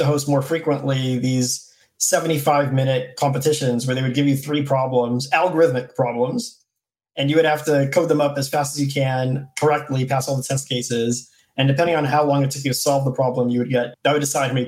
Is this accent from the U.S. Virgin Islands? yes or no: yes; U.S. Virgin Islands; I'm from St. Thomas in the U.S. Virgin Islands